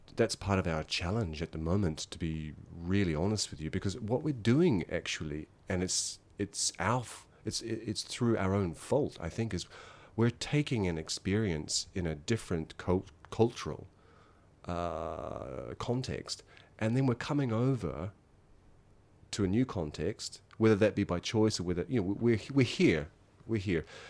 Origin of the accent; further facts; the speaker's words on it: Masterton, Wellington, New Zealand; moved away as an adult; now in Yokohama, Japan; I'm originally from New Zealand, a small town in New Zealand called Masterton